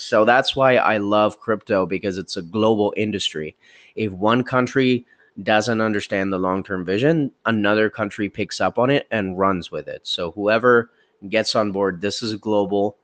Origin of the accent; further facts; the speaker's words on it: India; moved away; all the way from my home country, India